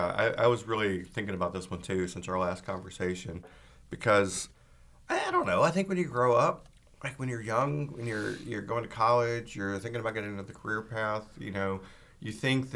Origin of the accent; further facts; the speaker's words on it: Georgia, United States; also born or lived in California / Texas / England / Boston; now in Portland, United States; And I mean, I grew up in Georgia and lived in California and lived, you know, in Texas and lived in England and Boston, like all over.